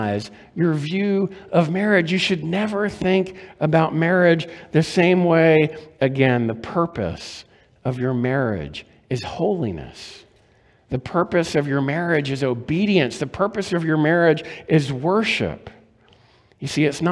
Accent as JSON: {"language": "English", "region": "Maryland", "country": "United States", "tie": "born or raised there", "said": "When I was growing up in Maryland, my grandparents lived in Florida"}